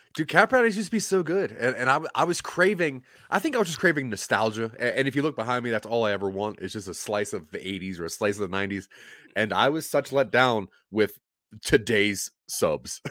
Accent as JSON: {"language": "English", "region": "Maryland", "country": "United States", "tie": "born or raised there", "also_born_or_lived": "Delaware", "moved": "as an adult", "lives_now": "Colorado, United States", "said": "I was born in Maryland. Uh, my parents divorced and moved to Delaware. My dad moved to Delaware, so I'm a Maryland boy more than anything."}